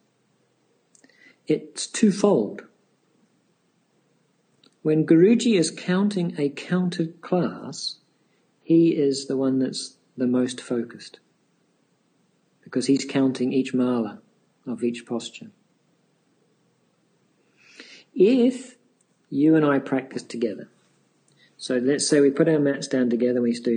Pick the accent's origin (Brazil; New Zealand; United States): New Zealand; I come from New Zealand